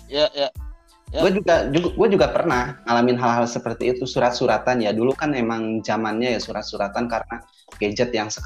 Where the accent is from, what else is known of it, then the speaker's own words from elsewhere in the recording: Bogor, West Java, Indonesia; asli gue nuturan Bogor ada turunan Belandanya Uganda sih